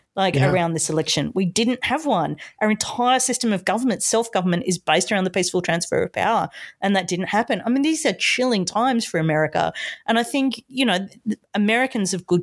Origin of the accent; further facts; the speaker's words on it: Australia; as an Australian